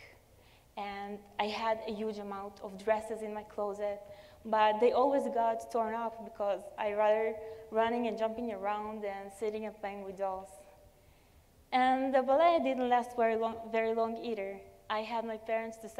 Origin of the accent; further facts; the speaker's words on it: Tel Aviv, Tel Aviv District, Israel; I come from Tel Aviv, Israel